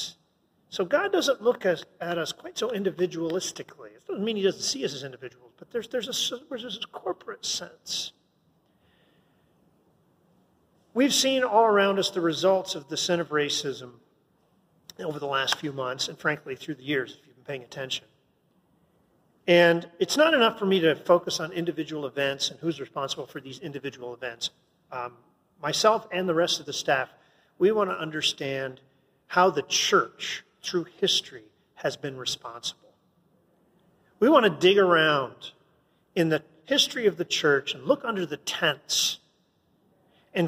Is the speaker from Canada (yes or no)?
yes; Canada; I'm a Canadian, man. I wasn't even part of America.